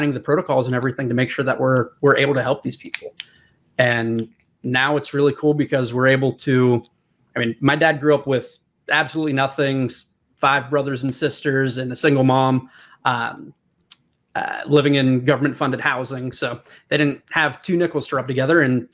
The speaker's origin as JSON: {"language": "English", "region": "Pennsylvania", "country": "United States", "tie": "born or raised there", "said": "Born and raised"}